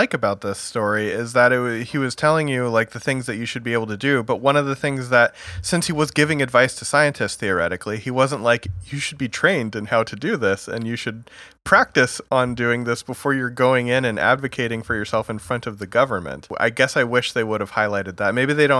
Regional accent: Vermont, United States; I'm from Vermont.

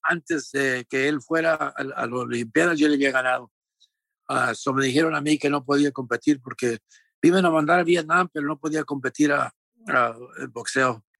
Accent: Santa Ana, California, United States; also born or lived in Sonora, Mexico / Tijuana, Mexico; we moved to a, uh, a little city called Santa Ana, California

